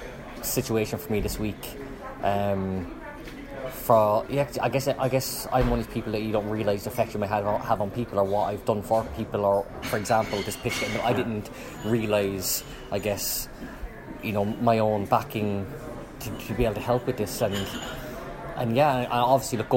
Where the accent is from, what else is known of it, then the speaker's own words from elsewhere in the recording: Cobh, Munster, Ireland; growing up in Cove, had a really, really good childhood